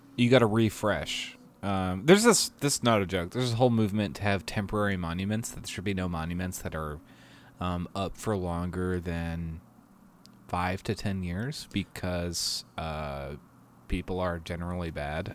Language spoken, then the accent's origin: English; Boston, Massachusetts, United States; I am from Boston